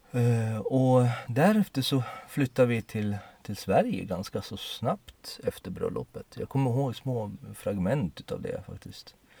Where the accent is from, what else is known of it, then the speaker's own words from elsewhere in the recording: Poland; moved away; jag är ju född i Polen